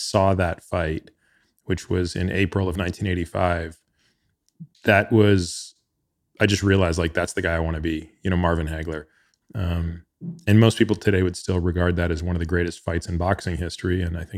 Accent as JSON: {"language": "English", "region": "Ontario", "country": "Canada", "tie": "born or raised there", "said": "Yeah. I grew up outside of Toronto."}